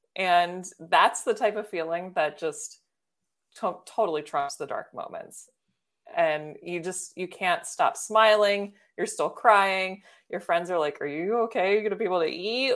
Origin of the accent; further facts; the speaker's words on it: Baltimore, Maryland, United States; I'm from Baltimore